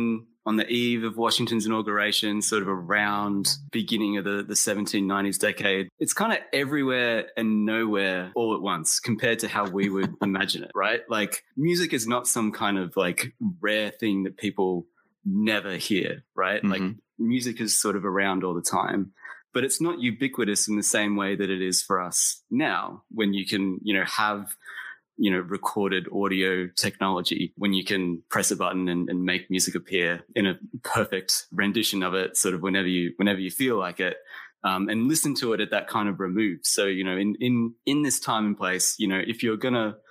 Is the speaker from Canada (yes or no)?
no; Australia; also born or lived in Texas, United States; I was born in Texas. But I left the United States when I was 8 years old and moved to Australia. So I grew up in Australia, like as the American kid.